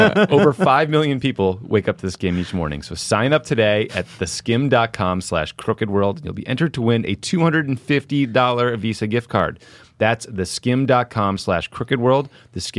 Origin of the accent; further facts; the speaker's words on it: Dedham, Massachusetts, United States; my hometown in Dedham, Massachusetts